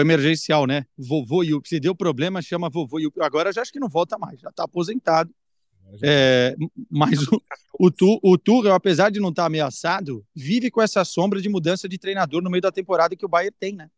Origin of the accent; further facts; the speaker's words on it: Porto, Norte, Portugal; moved away; eu volto para minha terra, volto para o Porto